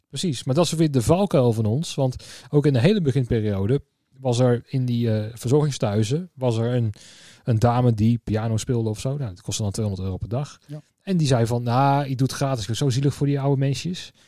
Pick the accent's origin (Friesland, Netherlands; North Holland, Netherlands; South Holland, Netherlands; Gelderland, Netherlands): Gelderland, Netherlands; Tiel; ik kwam uit Tiel, daar dus ben ik geboren en getogen